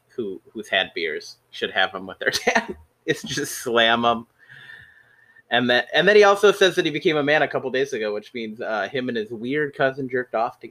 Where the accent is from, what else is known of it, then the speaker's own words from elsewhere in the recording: Arizona, United States; because I'm from Arizona